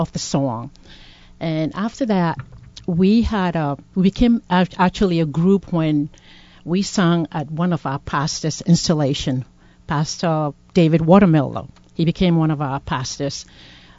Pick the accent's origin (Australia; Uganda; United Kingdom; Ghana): Ghana; now in Providence, United States; I'm from Ghana, originally from Ghana, and I joined the PPC, known as the Providence Presbyterian Church, in 2004.